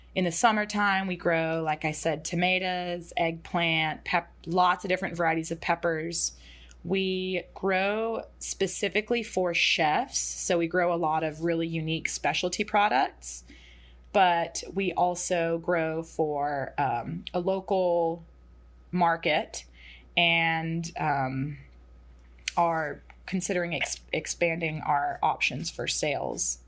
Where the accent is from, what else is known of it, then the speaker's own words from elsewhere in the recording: Atlanta, Georgia, United States; Zach and I grew up in and around Atlanta